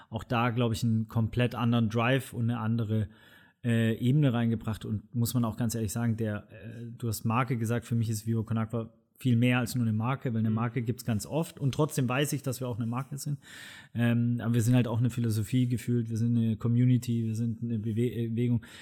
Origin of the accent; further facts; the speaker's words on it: Swabia, Germany; Ich bin Schwabe, Bildungsbürgertum privilegiert